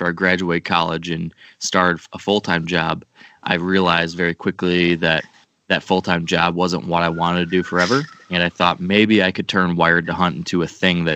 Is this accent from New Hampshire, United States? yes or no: no; Western Michigan, United States; I grew up in Western Michigan